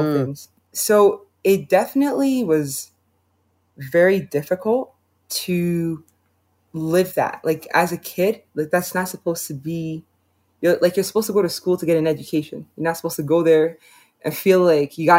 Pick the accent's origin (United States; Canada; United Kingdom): Canada; I was born and raised in Canada